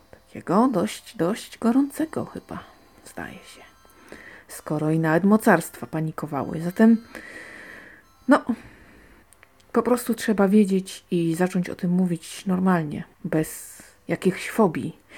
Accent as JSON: {"language": "Polish", "region": "Silesian Voivodeship", "country": "Poland", "said": "ja jestem stąd"}